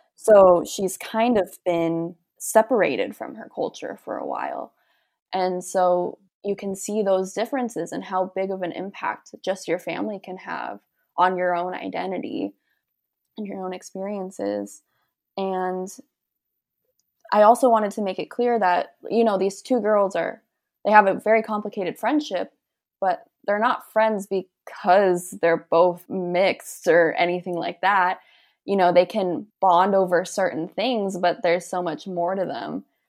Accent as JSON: {"language": "English", "town": "San Diego", "region": "California", "country": "United States", "said": "we're from San Diego, we're pretty close to the border"}